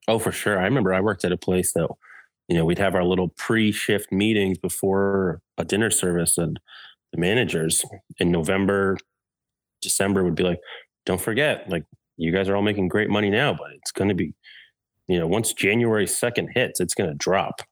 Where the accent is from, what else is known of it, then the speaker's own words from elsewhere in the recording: Massachusetts, United States; moved away as an adult; also born or lived in Orlando, Florida; now in Chicago, United States; my home, Massachusetts